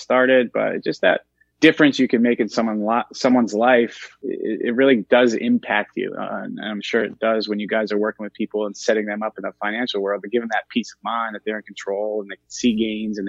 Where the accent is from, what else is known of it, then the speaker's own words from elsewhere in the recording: Bangor, Maine, United States; I grew up right here in Bangor, Maine, where I still live.